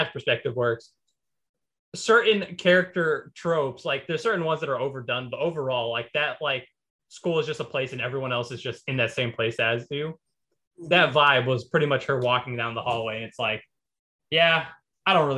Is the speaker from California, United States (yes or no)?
no; New York, United States; I grew up in New York